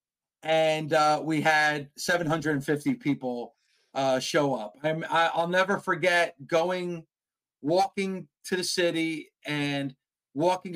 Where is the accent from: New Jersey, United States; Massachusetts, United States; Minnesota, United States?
New Jersey, United States; I'm from New Jersey